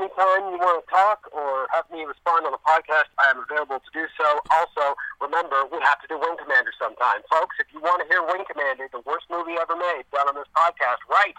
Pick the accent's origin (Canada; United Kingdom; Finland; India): Canada